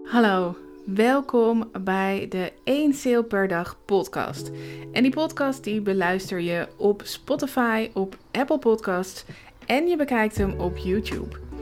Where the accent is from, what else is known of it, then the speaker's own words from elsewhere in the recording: Zaanstreek, North Holland, Netherlands; moved away as an adult; now in Emmen, Netherlands; ik kom uit de Zaanstreek, daar ben ik geboren en getogen